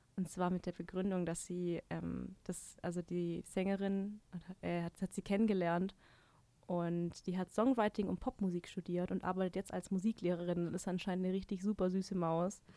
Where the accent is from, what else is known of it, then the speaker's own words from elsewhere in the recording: Baden-Württemberg, Germany; now in Munich, Germany; ich komme nicht aus Bayern. Ich bin doch, ich bin doch aus Baden-Württemberg. Ich bin doch Schwab